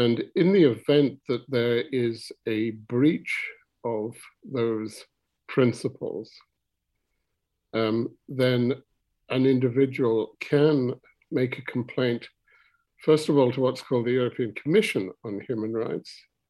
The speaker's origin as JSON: {"language": "English", "town": "Ramsey", "country": "Isle of Man", "tie": "born or raised there", "also_born_or_lived": "Scotland / United States", "moved": "as an adult", "said": "I was born in Ramsey. I was born in Glen Olden, to be exact. Went to the grammar school in Ramsey"}